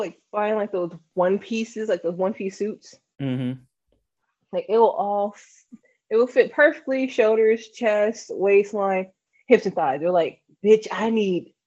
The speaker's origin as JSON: {"language": "English", "region": "the South", "country": "United States", "tie": "born or raised there", "said": "We grew up in the South"}